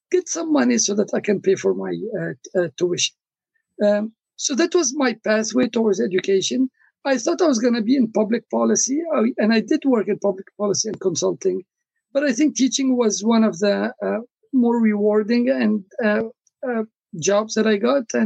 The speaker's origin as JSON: {"language": "English", "country": "Lebanon", "also_born_or_lived": "Congo", "said": "I come originally from Lebanon, although I was born in the Congo, which is in Africa."}